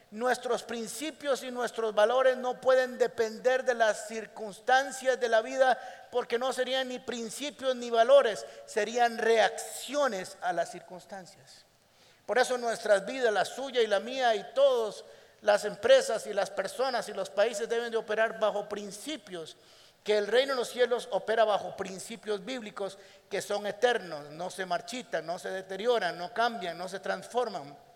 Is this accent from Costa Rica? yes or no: yes; Costa Rica; todos los que somos costarricenses y vivimos en este país tenemos que pasar por un tiempo de acomodo.